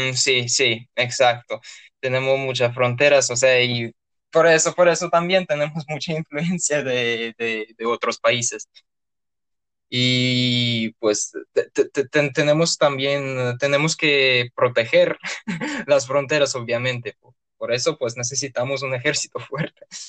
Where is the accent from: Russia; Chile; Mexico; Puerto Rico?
Russia; Orenburg, Orenburg Oblast; Spanish is a second language; moved away as an adult; now in Moscow, Russia; originalmente soy de Orenburg